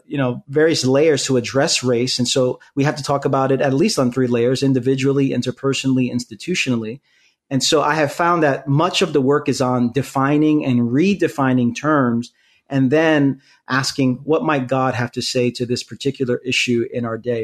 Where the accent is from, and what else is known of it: New York City, New York, United States; born or raised there; also born or lived in Queens, New York